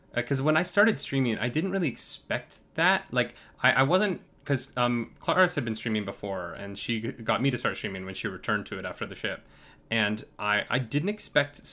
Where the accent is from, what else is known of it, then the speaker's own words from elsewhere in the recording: New York, United States; I'm from New York